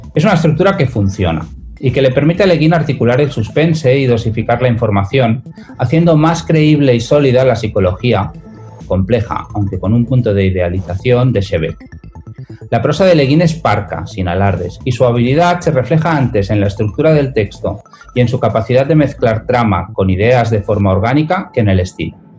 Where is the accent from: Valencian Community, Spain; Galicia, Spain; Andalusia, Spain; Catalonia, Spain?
Valencian Community, Spain; Moncada; la biblioteca de mi pueblo de Moncada